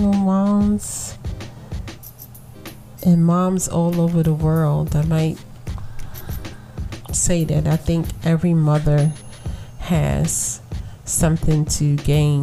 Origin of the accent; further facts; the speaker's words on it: New York City, New York, United States; I was born and raised in Brooklyn